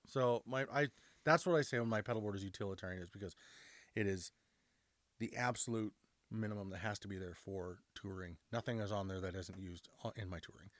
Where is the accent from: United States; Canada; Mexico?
Canada; We're, we're Canadian